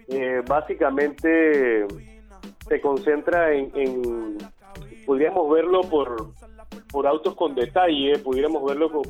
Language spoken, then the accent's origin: Spanish; Panama; ya tenemos casi cinco meses en el mercado panameño, somos panameños todos